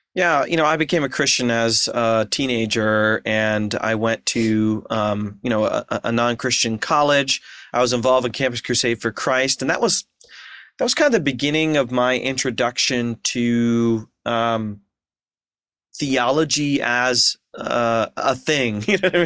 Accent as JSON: {"language": "English", "town": "Ashland", "region": "Ohio", "country": "United States", "tie": "born or raised there", "also_born_or_lived": "Seattle / Philadelphia / Portland", "moved": "as an adult", "said": "Ashland, Ohio, my hometown"}